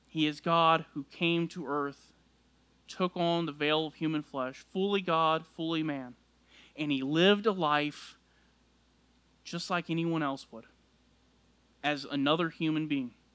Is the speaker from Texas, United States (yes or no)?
yes; South Texas, United States; I grew up in South Texas